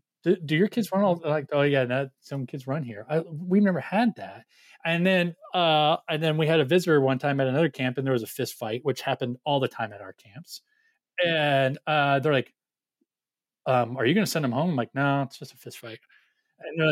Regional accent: Orange County, California, United States; I grew up in Orange County

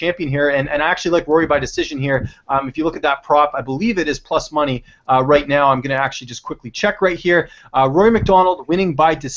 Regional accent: Canada; this is coming from a Canadian

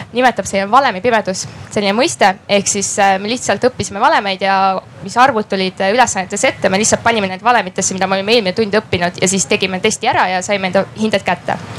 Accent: Räpina, Põlva County, Estonia; ma olen pärit selline äärealast, Räpina kandist

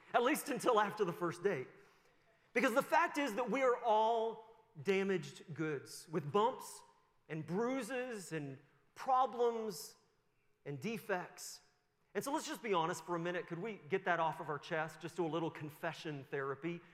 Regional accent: Sussex, New Brunswick, Canada; moved away; I was born in 1973 in Sussex, New Brunswick, and went to Kingswood, just down the road there in Sussex, for some years.

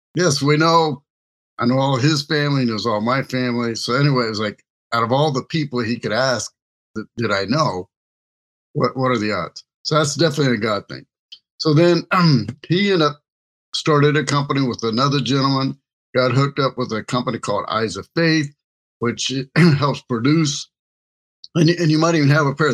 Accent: Kansas City, Missouri, United States; moved away; I was originally from Kansas City

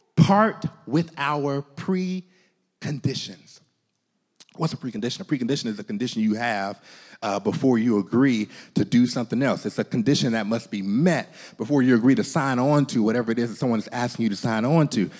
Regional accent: United States; As American Christians

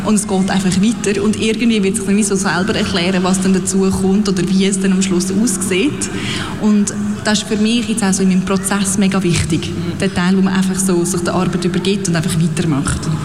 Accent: Aarau, Aargau, Switzerland; moved away as an adult; also born or lived in London / Berlin / Netherlands; ich bin im Kanton Aargau aufgewachsen, in Aarau, äh, bin dort auch immer in die Schule gegangen

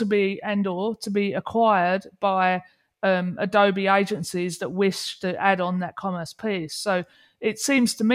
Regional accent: England, United Kingdom; moved away; I'm English

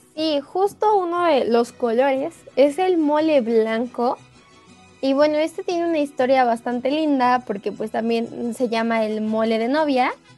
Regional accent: Mexico; como mexicanos

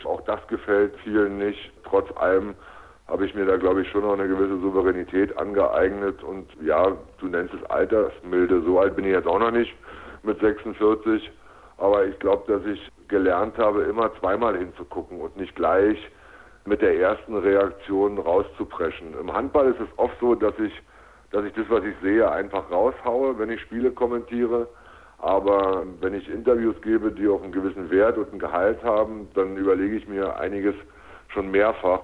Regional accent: Berlin, Germany; moved away as an adult; also born or lived in Leipzig / Magdeburg; ich bin tatsächlich in dieser Stadt aufgewachsen. Ich bin nach wie vor ein Berliner

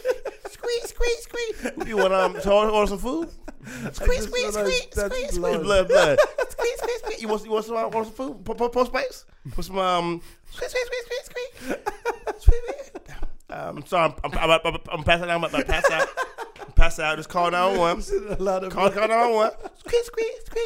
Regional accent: Atlanta, Georgia, United States; from Atlanta, where I'm from. I'm from South

